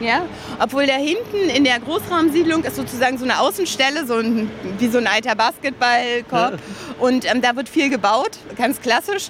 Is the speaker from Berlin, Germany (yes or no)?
yes; Berlin, Germany; ich bin in Berlin geboren, groß geworden